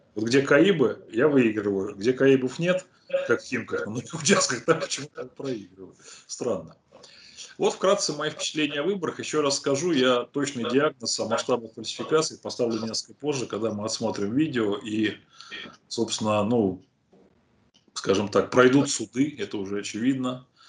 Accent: Dolgoprudny, Moscow Oblast, Russia; в моем родном городе Долгопрудной

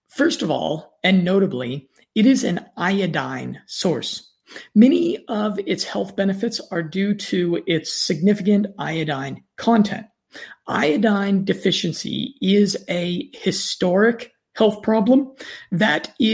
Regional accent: United States; accent: standard American; my standard American accent

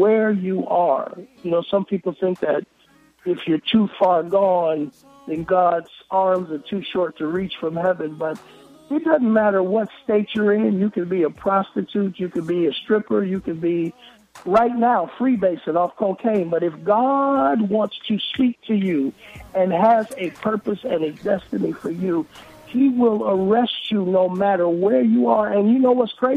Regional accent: Cleveland, Ohio, United States; now in Atlanta, United States; I am from Cleveland, Ohio, but I live in Atlanta, Georgia.

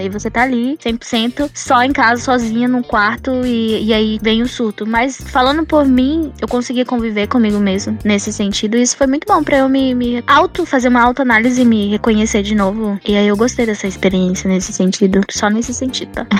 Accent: Manaus, Amazonas, Brazil; accent: Manauara; moved away as an adult; also born or lived in São Paulo; sou de Manaus

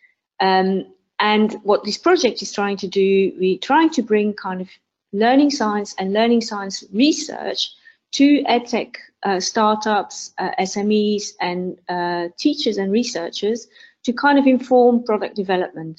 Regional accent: Belgium; now in United Kingdom; I live in the UK. I'm originally from Belgium

